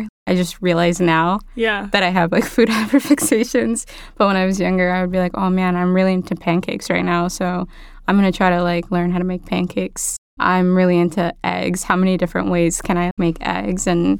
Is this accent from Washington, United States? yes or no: yes; Seattle, Washington, United States; also born or lived in Somalia; I grew up in the rainy Pacific Northwest city of Seattle.